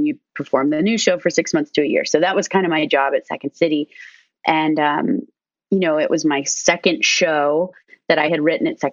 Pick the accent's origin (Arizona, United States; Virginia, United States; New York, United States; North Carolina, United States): Arizona, United States; moved away; also born or lived in Chicago; I was like from Arizona